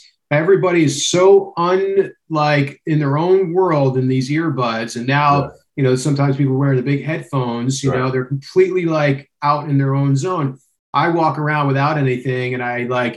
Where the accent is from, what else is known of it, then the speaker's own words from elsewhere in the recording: New Jersey, United States; moved away; I'm from Jersey originally, born and raised